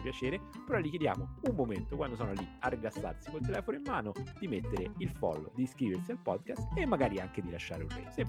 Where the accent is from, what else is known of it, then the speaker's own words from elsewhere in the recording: Rome, Lazio, Italy; da romano